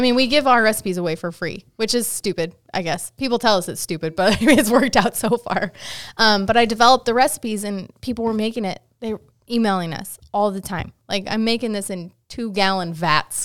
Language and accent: English; Utah, United States; where I grew up in Utah